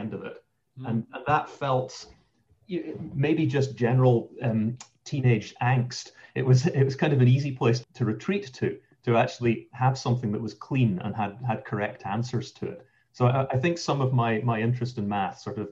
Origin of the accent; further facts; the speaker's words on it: St Andrews, Scotland, United Kingdom; moved away as an adult; now in United States; I grew up in St. Andrews, Scotland